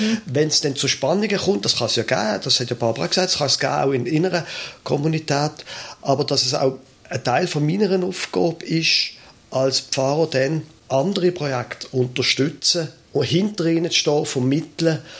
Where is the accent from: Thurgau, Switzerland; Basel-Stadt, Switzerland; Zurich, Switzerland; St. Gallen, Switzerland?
Basel-Stadt, Switzerland; Basel; Ich bin in Basel aufgewachsen.